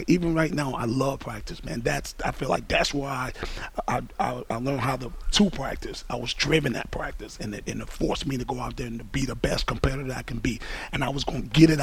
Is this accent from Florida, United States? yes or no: yes; Miami, Florida, United States; growing up in Miami